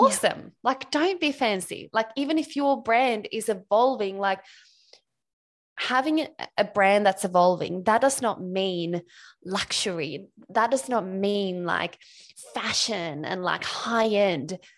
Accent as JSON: {"language": "English", "country": "Sweden", "tie": "born or raised there", "moved": "as an adult", "lives_now": "Australia", "said": "I'm Swedish. I grew up in Sweden, um, and I moved to Australia back in two thousand ten."}